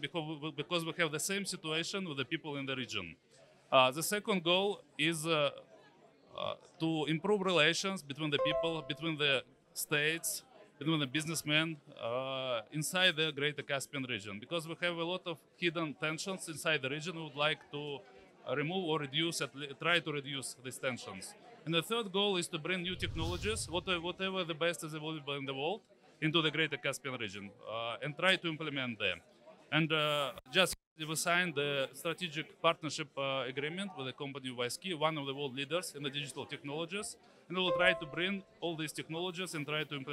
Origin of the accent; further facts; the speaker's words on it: Turkmenistan; moved away; I'm from Turkmenistan, for example, originally.